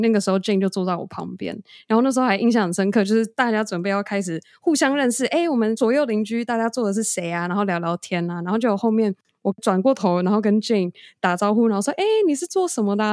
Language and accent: Chinese; Taiwan; 我们从小在台湾长大